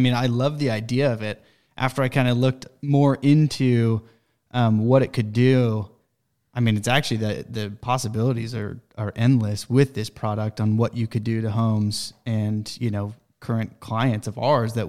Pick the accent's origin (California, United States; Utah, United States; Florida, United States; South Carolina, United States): Utah, United States; I grew up in Utah. It snows. It gets really cold in Utah, and there's scorpions in Utah.